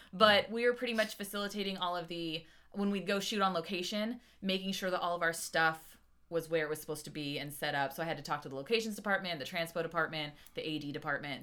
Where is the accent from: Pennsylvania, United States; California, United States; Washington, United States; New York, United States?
California, United States; La Verne; I grew up in Laverne. Uh-huh. Uh, which is close to the LA County Fairgrounds